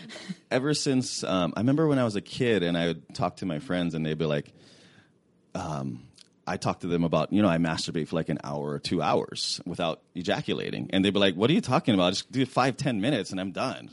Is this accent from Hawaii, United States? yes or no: yes; Hawaii, United States; now in California, United States; I grew up in Hawaii